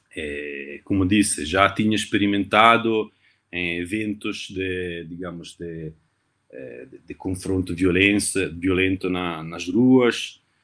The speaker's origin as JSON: {"language": "Portuguese", "town": "Novara", "region": "Piedmont", "country": "Italy", "also_born_or_lived": "Turin", "second_language": "Portuguese", "moved": "yes", "said": "sou italiano, de Novara, uma cidade no norte da Itália, entre Milão e Turim"}